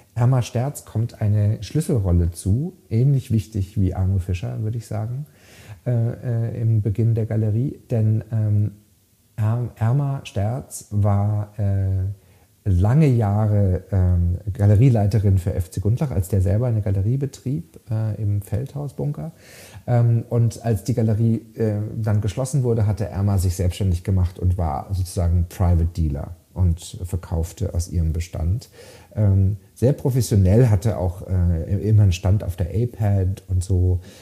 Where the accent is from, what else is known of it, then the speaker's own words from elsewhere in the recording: Freiburg im Breisgau, Baden-Württemberg, Germany; moved away as an adult; also born or lived in London; in Freiburg im Breisgau, wo ich aufgewachsen bin.